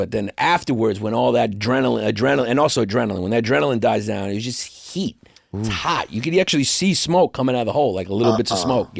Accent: New York City, New York, United States; I grew up in Brooklyn, New York, Greek American.

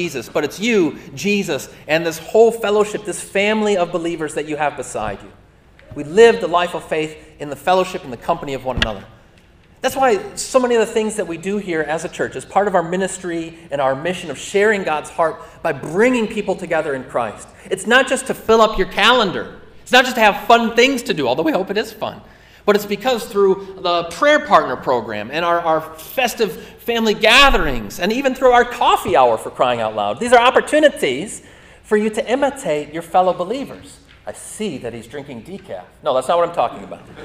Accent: Lake Orion, Michigan, United States; I'm a suburban kid, okay? You know, family, white collar, didn't have a lot of need for chainsaws growing up in Lake Orion

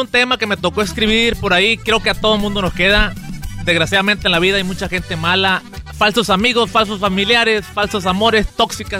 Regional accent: Sinaloa, Mexico; en Sinaloa usamos mucho la palabra viejo, viejito

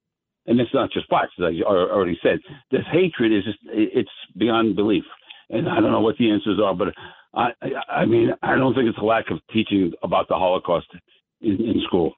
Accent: New York, United States; I'm 76 years old. I'm a New Yorker.

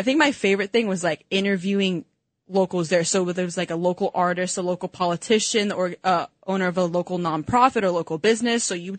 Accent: East Coast, United States; growing up on the East Coast

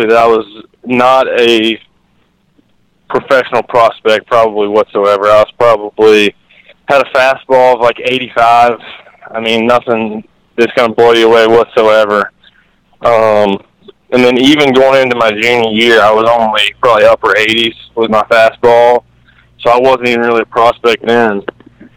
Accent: North Carolina, United States; I'm from North Carolina

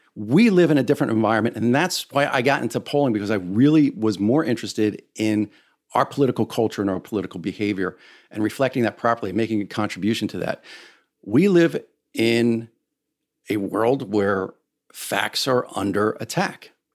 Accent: United States; as an American

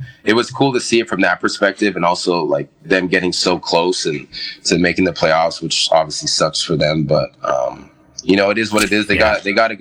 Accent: Mississauga, Ontario, Canada; I'm still from Mississauga

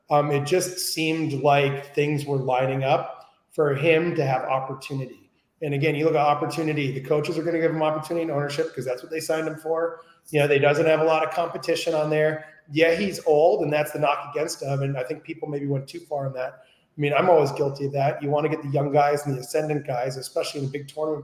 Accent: New Jersey, United States; I grew up in New Jersey

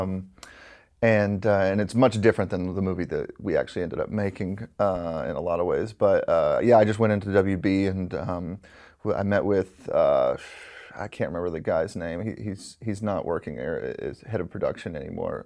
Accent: Alabama, United States; I'm from Alabama, and you know, growing up out there

